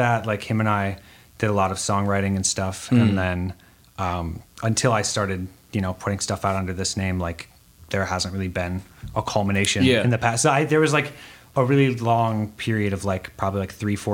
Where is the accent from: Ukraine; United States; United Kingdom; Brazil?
United States; Red Wing, Minnesota; the small town I grew up in Red Wing, Minnesota